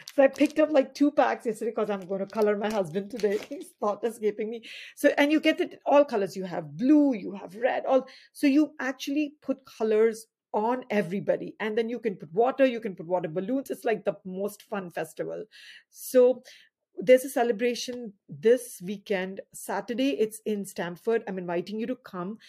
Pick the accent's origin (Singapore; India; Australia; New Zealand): India; moved away as an adult; also born or lived in Fairfield County, Connecticut; now in United States; we came from a country which, uh, uh, has twenty-plus states